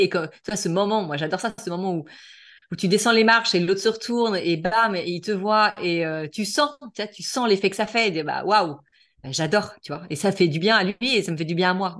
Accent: La Baule, Pays de la Loire, France; now in Toulon, France; je suis originaire de, de La Baule, à côté de Nantes, donc euh, plus la Bretagne

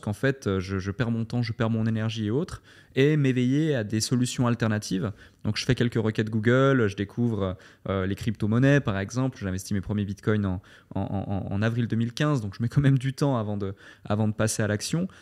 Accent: Switzerland; moved away as an adult; also born or lived in London, United Kingdom; now in Dubai, United Arab Emirates; je suis né en Suisse, j'ai fait mes écoles en Suisse, ma formation en Suisse

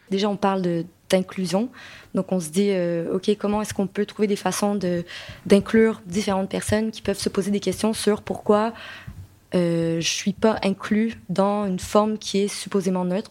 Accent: Quebec, Canada; accent: Québécois; moved away as an adult; now in France; je suis québécoise, donc vous pouvez l'entendre probablement par mon accent

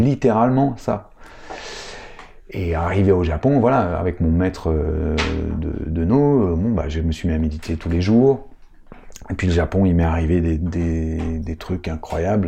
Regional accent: Paris, Île-de-France, France; moved away; je suis parisien, donc ma famille est à Paris, euh, mes attaches sont à Paris

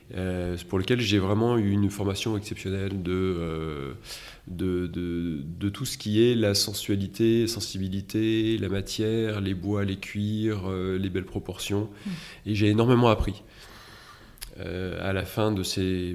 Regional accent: Metz, Grand Est, France; je suis né à Metz

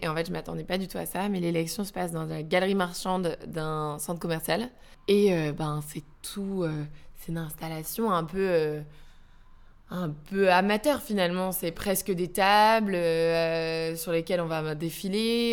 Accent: Calais, Hauts-de-France, France; je viens de Calais et j'ai vécu toutes ces usines qui fermaient

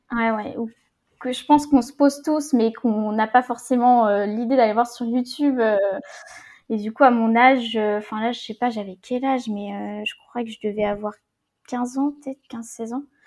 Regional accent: Rennes, Brittany, France; also born or lived in south of Ille-et-Vilaine; je suis de Rennes

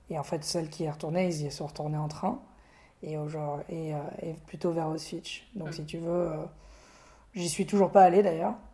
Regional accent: France; je me présente pas en disant bonjour … euh, je suis français européen juif.

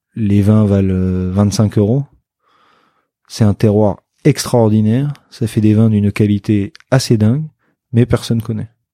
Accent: Bordeaux, Nouvelle-Aquitaine, France; puisqu'on est bordelais

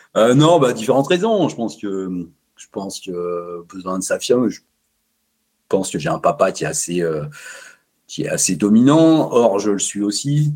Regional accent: Savoie, Auvergne-Rhône-Alpes, France; now in Chambéry, France; Savoyard depuis toujours, j'ai grandi en Savoie dans une petite une petite bourgade plutôt rurale

